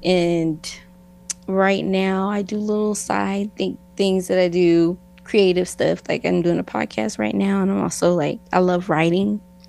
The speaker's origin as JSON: {"language": "English", "region": "New York", "country": "United States", "also_born_or_lived": "Newark, New Jersey / Florida / Idaho", "lives_now": "Utah, United States", "said": "and I am originally from New York. I was born in Newark, New Jersey. You know, I kind of hopped around like to different states. I lived in Florida, and then I moved to Idaho, and then I landed in Utah"}